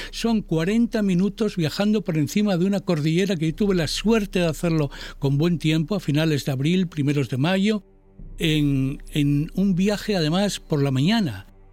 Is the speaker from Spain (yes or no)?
yes; Spain; tener como cociudadano español